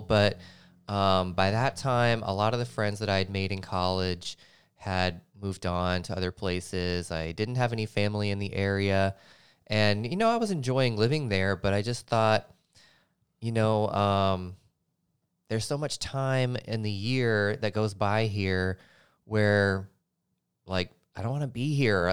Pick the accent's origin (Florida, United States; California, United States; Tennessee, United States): Tennessee, United States; Nashville; moved away; born and raised in Nashville, Tennessee, Music City, U S A.